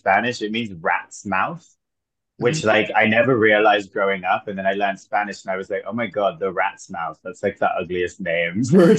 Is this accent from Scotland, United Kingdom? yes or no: no; West Midlands, United Kingdom; also born or lived in Florida, United States; I'm from Herefordshire. And that is our only